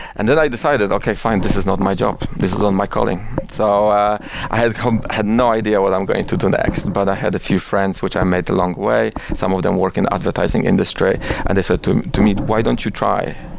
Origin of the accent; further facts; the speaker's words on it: Oświęcim, Lesser Poland, Poland; English is a second language; moved away as an adult; also born or lived in Warsaw / India / London; now in New York, United States; I was born in Oświęcim, which is uh, a quite controversial city to be born with. Uh, but I, I, actually I was born there, and I was there. I was living there till I was 18